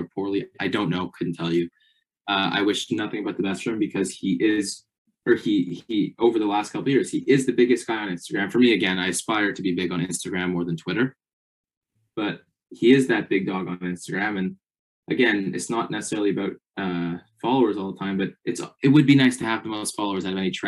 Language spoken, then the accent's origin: English; Canada; I'm Canadian.